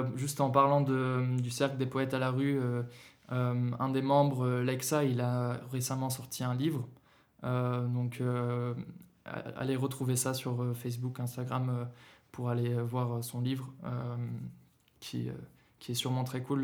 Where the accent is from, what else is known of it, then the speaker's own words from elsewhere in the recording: Berlin, Germany; now in Lyon, France; j'ai grandi en Allemagne, j'ai grandi à, Berlin